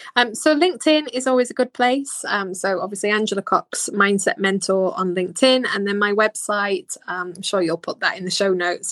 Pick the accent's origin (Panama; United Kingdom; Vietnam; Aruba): United Kingdom; Bolton, North West England; I'm from Bolton. I would try and hide my accent